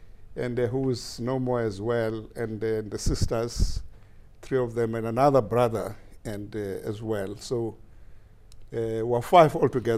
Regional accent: Gqeberha, Eastern Cape, South Africa; moved away as an adult; now in Japan; I was born in South Africa in the province called Eastern Cape in South Africa, in an area called then and Uitenhage. Or Port Elizabeth area, which now has been renamed into Nelson Mandela Metropolitan City. So that's where I come from.

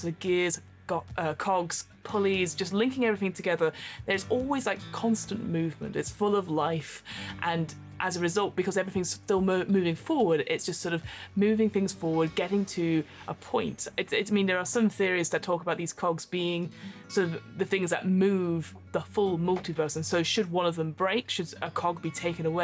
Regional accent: United Kingdom; we're very British.

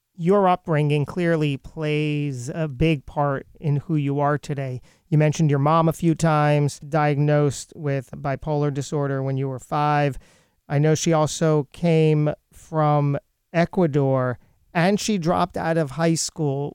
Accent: Lakewood, New Jersey, United States; I grew up in Lakewood, New Jersey

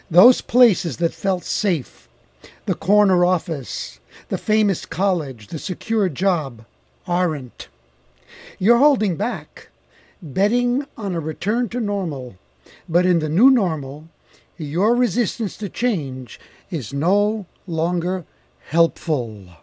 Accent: Montreal, Quebec, Canada; first language Italian; English is a second language; I was born in Montreal.

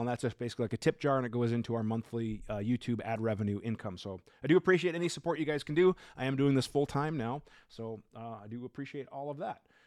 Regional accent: Minnesota, United States; I'm from Minnesota

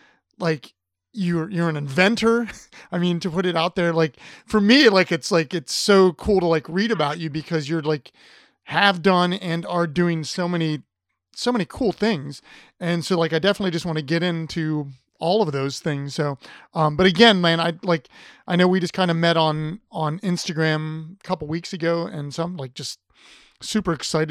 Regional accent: Ohio, United States; I grew up in Ohio

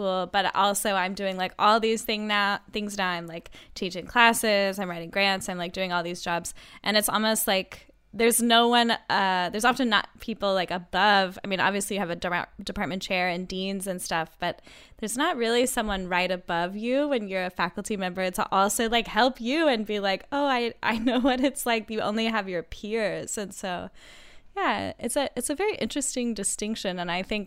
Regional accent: Texas, United States; I'm from Texas

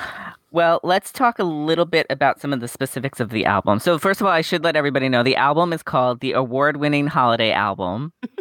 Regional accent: New York, United States; Well, growing up on Long Island, I mean, the mall was our hangout place to go.

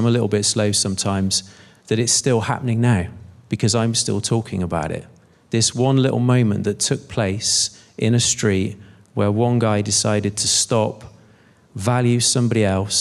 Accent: Bristol, South West England, United Kingdom; moved away; I'm from Bristol originally

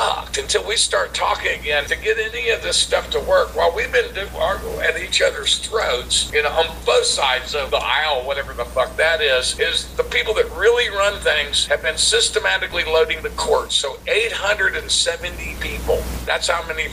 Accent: Texas, United States; I grew up in Texas where abortion was illegal

